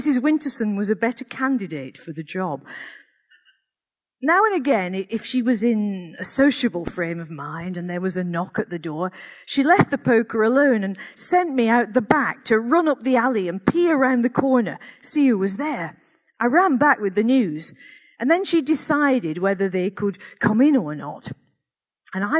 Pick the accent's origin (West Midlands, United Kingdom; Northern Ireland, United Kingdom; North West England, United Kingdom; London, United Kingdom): North West England, United Kingdom; Accrington; growing up in Accrington in the 1960s and 70s